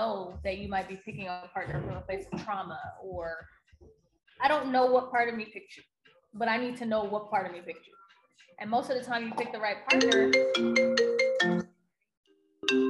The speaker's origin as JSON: {"language": "English", "town": "Washington", "region": "District of Columbia", "country": "United States", "tie": "born or raised there", "moved": "yes", "said": "I was in my hometown in DC. So when I moved here"}